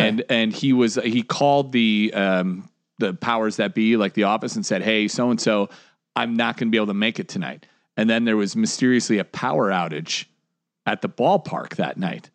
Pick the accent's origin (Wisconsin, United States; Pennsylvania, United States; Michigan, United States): Wisconsin, United States; Mukwonago; I grew up in McWanago, Wisconsin.